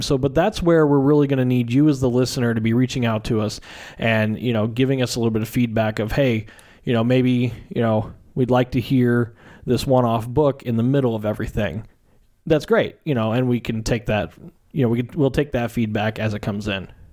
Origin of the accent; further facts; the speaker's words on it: Southern Illinois, United States; moved away as an adult; also born or lived in Washington State / Arizona; now in Phoenix, United States; I am am originally from Southern Illinois. Um, grew up there